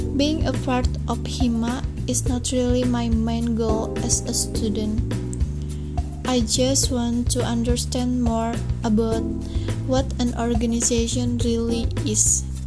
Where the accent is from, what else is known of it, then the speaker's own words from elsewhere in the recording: Bekasi, West Java, Indonesia; I was born in Bekasi, September 2002